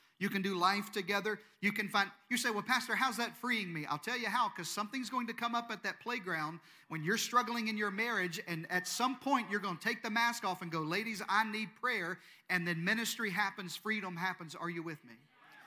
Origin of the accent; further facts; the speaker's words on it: Eastern Arkansas, United States; moved away; I'm from Eastern Arkansas